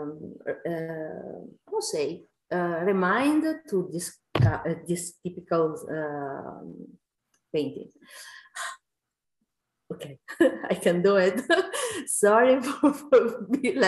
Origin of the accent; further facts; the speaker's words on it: Italy; I'm from Italy